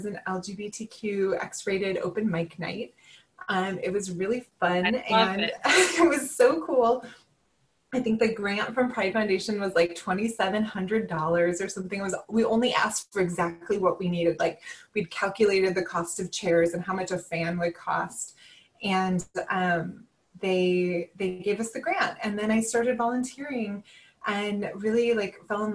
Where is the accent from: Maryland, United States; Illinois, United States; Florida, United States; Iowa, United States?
Illinois, United States; the small town that I grew up in Illinois